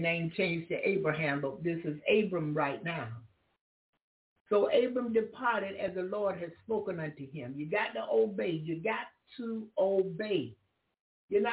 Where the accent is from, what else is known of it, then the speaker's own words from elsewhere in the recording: Florida, United States; first language English; moved away; also born or lived in Alaska; I'm from Florida